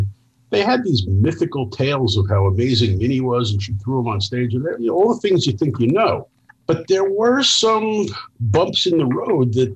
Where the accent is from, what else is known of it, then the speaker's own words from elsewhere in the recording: New York City, New York, United States; I grew up in New York City